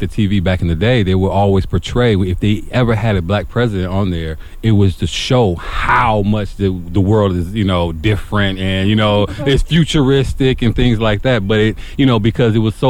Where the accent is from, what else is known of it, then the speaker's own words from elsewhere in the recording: Milwaukee, Wisconsin, United States; I grew up in Milwaukee